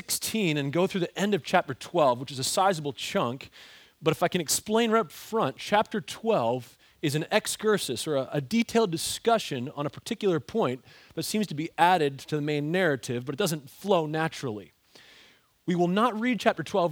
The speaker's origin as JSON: {"language": "English", "region": "Ontario", "country": "Canada", "tie": "born or raised there", "also_born_or_lived": "Philadelphia suburbs, Pennsylvania, United States", "moved": "yes", "lives_now": "United States", "said": "growing up as a hockey-loving kid in Ontario, Canada"}